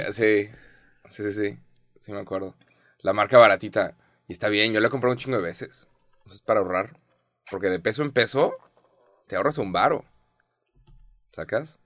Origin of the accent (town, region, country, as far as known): Mexico